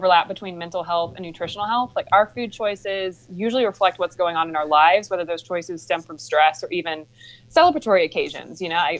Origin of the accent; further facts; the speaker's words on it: Cohutta, Georgia, United States; Right. Yeah, I grew up in Cahutta. My parents built their house right before I was born.